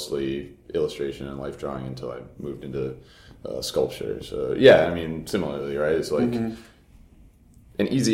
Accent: Florida, United States; I grew up in Florida

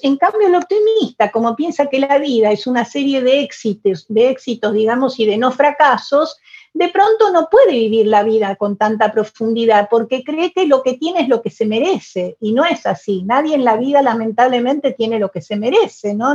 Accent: Buenos Aires, Argentina; first language Spanish; Yo nací en Buenos Aires, en mi adorada Buenos Aires, en mi Buenos Aires con sus sus pesares, sus fracasos, sus problemas. Es una ciudad que amo profundamente. Yo me siento porteña

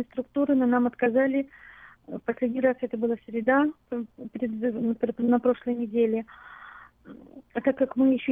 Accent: Moscow, Russia; now in Sacramento, United States; Мы год назад приехали с дочерью а, из России, из города Москвы.

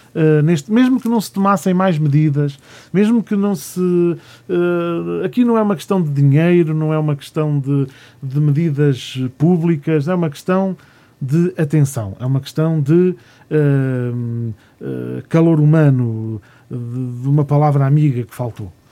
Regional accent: Gonçalo, Centro, Portugal; na minha terra, em Gonçalo

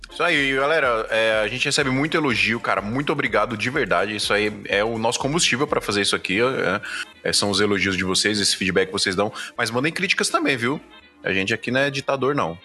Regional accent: Brazil; Nós somos brasileiros

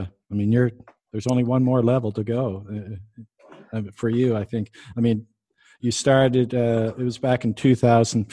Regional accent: Canada; I'm Canadian

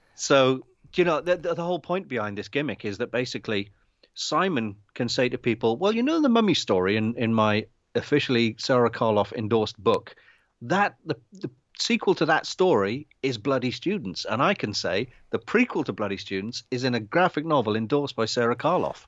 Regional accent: London, United Kingdom; We're both from North London.

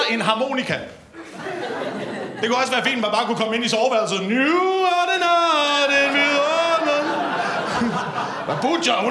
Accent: Slagelse, Zealand, Denmark; Ja, jeg er fra Slagelse.

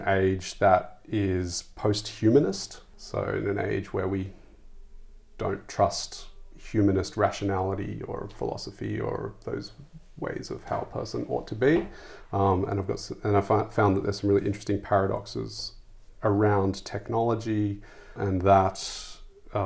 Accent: Sydney, New South Wales, Australia; moved away; I grew up in Sydney, in the suburbs of Sydney

